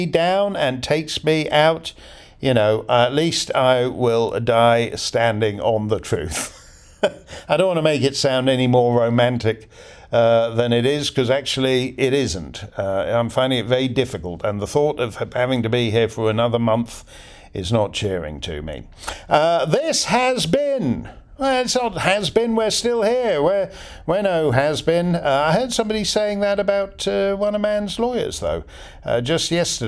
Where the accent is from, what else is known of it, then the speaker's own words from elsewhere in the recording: Canada; I'm Canadian